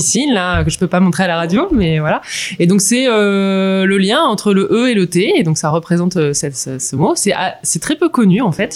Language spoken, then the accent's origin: French; near Lille, Hauts-de-France, France; moved away as an adult; je suis ch'ti né à côté de Lille j'ai vécu une grosse partie de ma vie dans le nord de la France